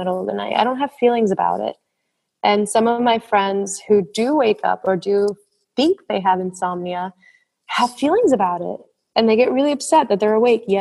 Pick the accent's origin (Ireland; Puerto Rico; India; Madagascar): Puerto Rico; moved away as an adult; I'm from the Caribbean. I'm from Puerto Rico.